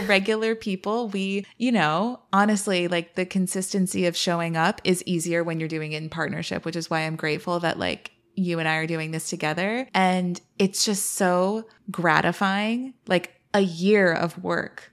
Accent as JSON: {"language": "English", "area": "East Bay, San Francisco Bay Area", "region": "California", "country": "United States", "tie": "born or raised there", "also_born_or_lived": "Miami", "moved": "yes", "lives_now": "Washington, D.C., United States", "said": "I was born in the city, and then I grew up in East Bay"}